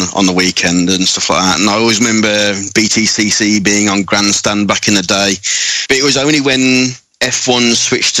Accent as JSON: {"language": "English", "town": "Dudley", "region": "West Midlands", "country": "United Kingdom", "said": "I come from Dudley, as you might hear from the accent."}